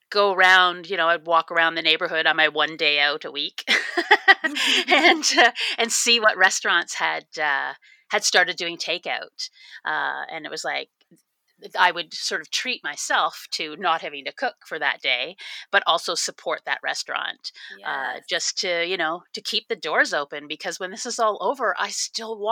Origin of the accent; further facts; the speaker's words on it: Toronto, Ontario, Canada; grew up in Toronto, Canada